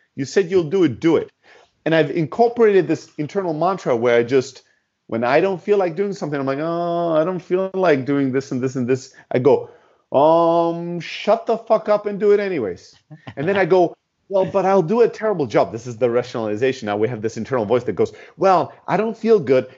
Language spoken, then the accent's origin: English; Southern Germany, Germany; moved away; also born or lived in Greece; originally from Greece, uh, born and raised in Germany and the south of Germany